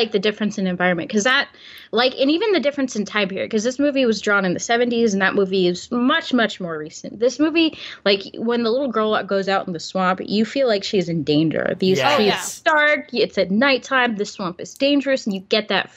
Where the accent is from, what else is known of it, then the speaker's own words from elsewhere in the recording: West Coast, United States; I grew up on the West Coast.